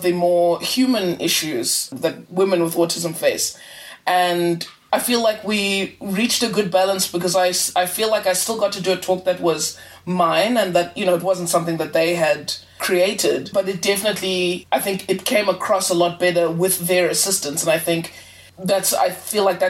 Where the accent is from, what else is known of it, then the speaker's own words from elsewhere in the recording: South Africa; also born or lived in Zimbabwe; I was born in Zimbabwe and immigrated to South Africa with my family.